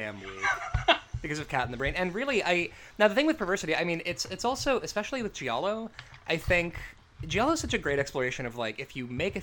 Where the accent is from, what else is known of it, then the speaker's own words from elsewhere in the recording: United States; as an American